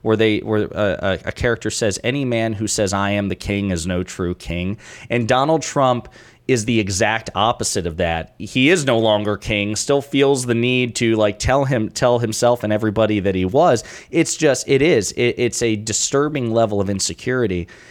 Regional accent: rural Kentucky, United States; I grew up in Kentucky, in rural Kentucky

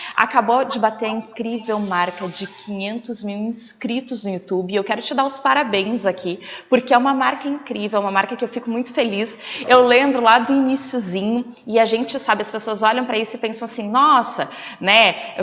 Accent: interior of Rio Grande do Sul, Brazil; eu também sou do interior do Rio Grande do Sul, hoje eu moro mais próximo da capital

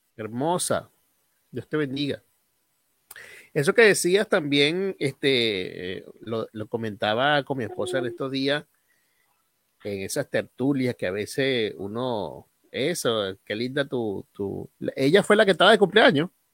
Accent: Aragua, Venezuela; moved away; also born or lived in Guárico; yo no nací aquí en Guárico, yo nací en Aragua.

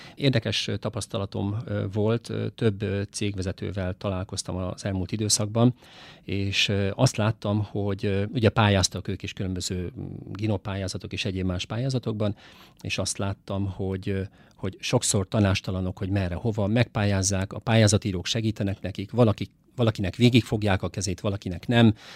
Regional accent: Szeged, Csongrád-Csanád, Hungary; én ugye Szegeden születtem, Szegeden jártam oviba, iskolába, középiskolába, egyetemre is

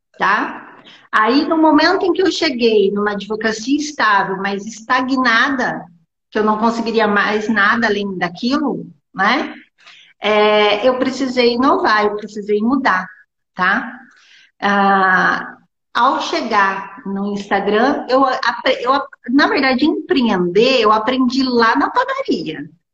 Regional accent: interior of São Paulo state, Brazil; eu sou aqui do interior do estado de São Paulo

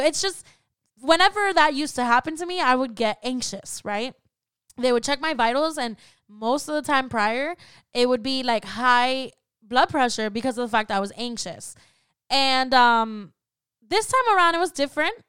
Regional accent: Florida, United States; I was raised in Florida

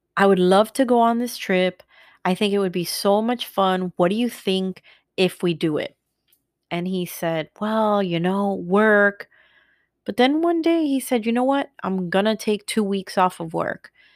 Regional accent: New Jersey, United States; now in Florida, United States; We're going back to my hometown," "We're going to Jersey

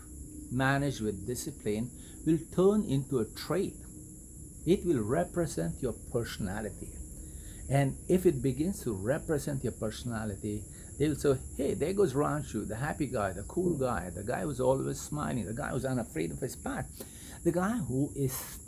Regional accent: India; moved away; I was born and raised in India

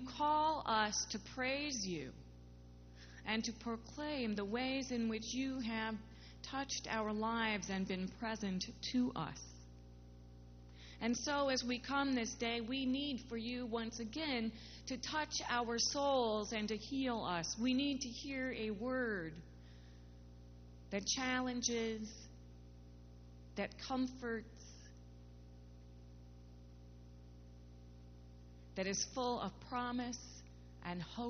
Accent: Midwest, United States; where I grew up in the Midwest, we kept God pretty much to ourselves

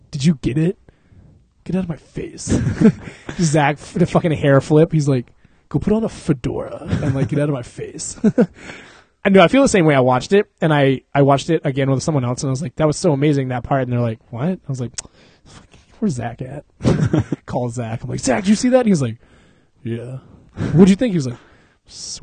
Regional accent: Texas, United States; I grew up in Texas

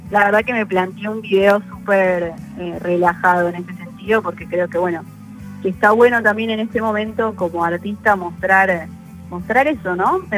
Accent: Argentina; eso como, como Argentina es un orgullo y bueno, también acá estamos para, para representar.

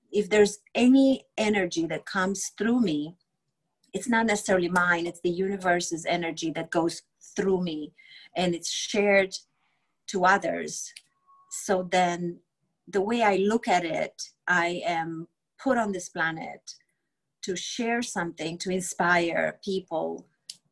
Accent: Romania; English is a second language; moved away as an adult; now in United States; I grew up in Romania during communism

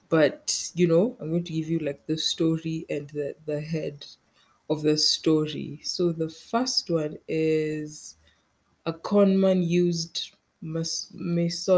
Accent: Kenya; I'm Kenyan

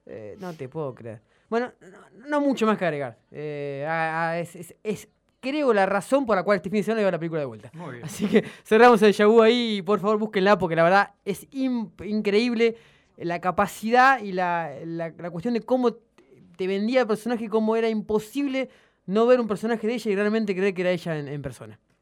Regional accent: Argentina

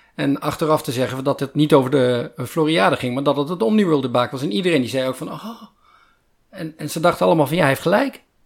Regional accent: Netherlands; ik ben een Nederlander

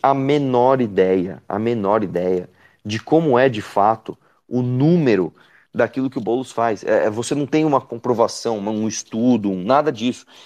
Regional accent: São Paulo, Brazil; eu moro em São Paulo, eu nasci em São Paulo. Né? Eu moro aqui desde que eu nasci

